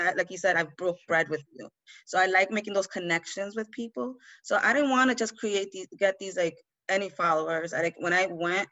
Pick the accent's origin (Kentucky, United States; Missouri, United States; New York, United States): New York, United States; New York City; where I grew up, was born and raised in the Bronx. I'm from Honduras. My family's from Honduras. I was born and raised here